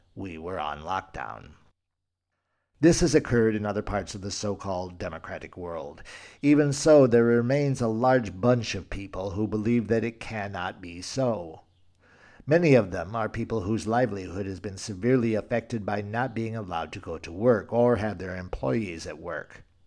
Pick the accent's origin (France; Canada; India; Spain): Spain; Spain, my home country